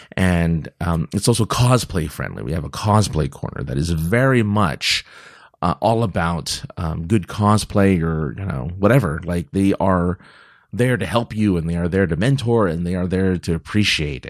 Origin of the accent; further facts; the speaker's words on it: California, United States; I'm from California